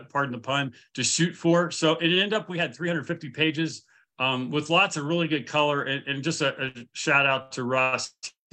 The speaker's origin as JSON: {"language": "English", "town": "Dayton", "region": "Virginia", "country": "United States", "tie": "born or raised there", "said": "I grew up in Dayton, which is right outside of Harrisonburg."}